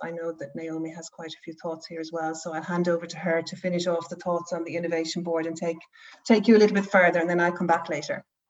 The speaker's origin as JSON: {"language": "English", "country": "Ireland", "moved": "as an adult", "lives_now": "Norway", "said": "I'm Irish"}